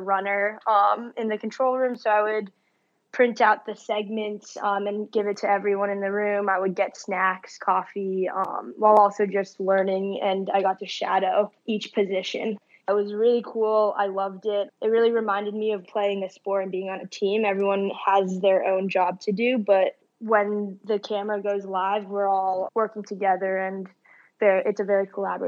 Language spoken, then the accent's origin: English; Tokyo, Japan; born there; So I was born in Tokyo, and I only lived there for a year, actually, but we would, as a family, would go back a couple times a year.